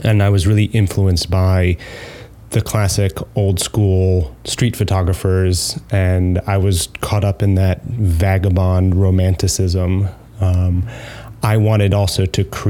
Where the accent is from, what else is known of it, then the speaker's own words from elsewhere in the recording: New York, United States; moved away as an adult; also born or lived in Manchester, England; And you can tell by my accent that I'm not from there. I'm from New York